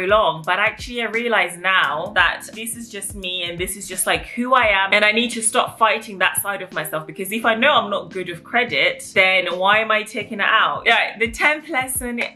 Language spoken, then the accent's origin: English; England, United Kingdom; I have an African background, and growing up in England